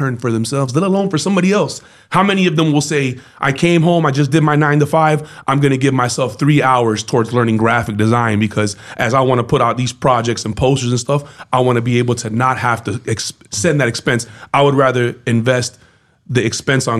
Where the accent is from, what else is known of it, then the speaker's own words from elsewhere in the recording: Miami, Florida, United States; also born or lived in New York / California; now in Atlanta, United States; I'm born and raised in Miami and lived in New York and lived in Cali